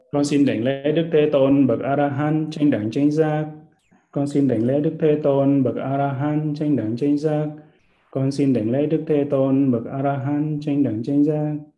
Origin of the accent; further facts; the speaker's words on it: Vietnam; mình là uh, người Việt Nam là dòng dõi rồng